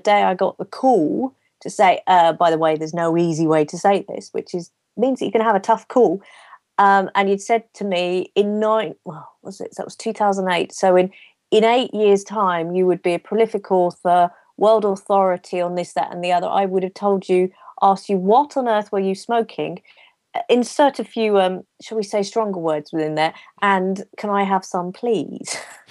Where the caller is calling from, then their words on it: East of England, United Kingdom; I'm in a little corner of England that most people won't know about, which is about an hour north of London in a place called Bedfordshire.